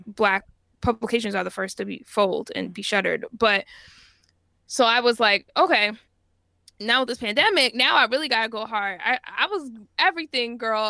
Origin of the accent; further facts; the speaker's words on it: Jamaica; I'm Jamaican, and, you know, ginger tea is just, like, a big part of our culture